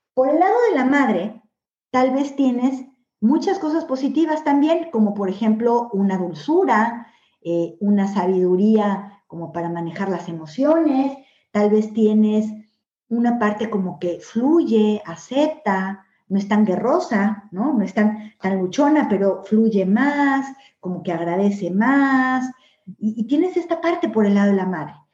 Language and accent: Spanish; Mexico; moved away as an adult; now in Spain; nací en México y viví toda mi vida en México